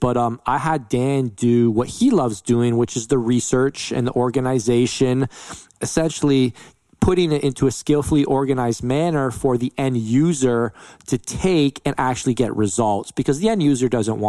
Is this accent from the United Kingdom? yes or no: no; London, Ontario, Canada; born or raised there